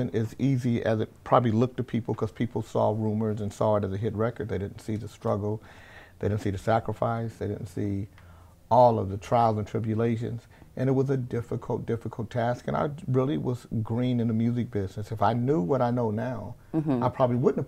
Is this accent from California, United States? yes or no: yes; Sacramento, California, United States; also born or lived in Anchorage, Alaska; I grew up here in Sacramento